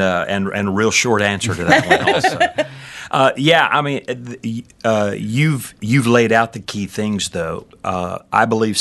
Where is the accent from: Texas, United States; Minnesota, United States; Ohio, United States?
Texas, United States; Danbury; I am from this part of the world. I grew up in Brazoria County, actually, down a little place called Danbury, which is in between Angleton and Alvin, out in the middle of a rice field.